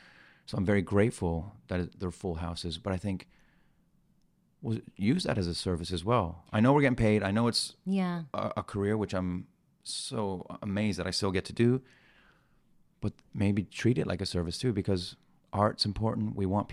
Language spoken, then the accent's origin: English; Iran; born there; I was born in Iran, yeah.